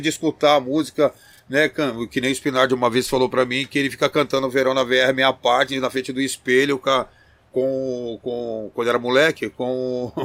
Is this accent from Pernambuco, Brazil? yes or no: no; Campinas, São Paulo, Brazil; also born or lived in São Caetano do Sul; mas sou de Campinas não. Eu aderi porque minha família era de lá, e eu vivi lá desde pequeno, mas eu nasci em São, Ca... em São Caetano do Sul